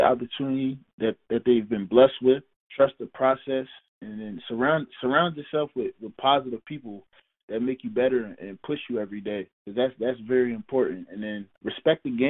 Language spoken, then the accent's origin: English; Newburgh, New York, United States; the city of Newburgh, where I grew up